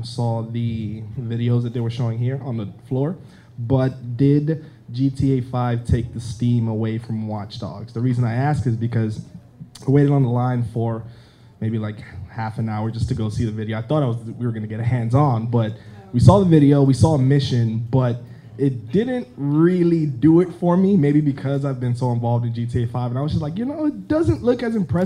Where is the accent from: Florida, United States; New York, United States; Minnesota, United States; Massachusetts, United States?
New York, United States; New York City; from the Bronx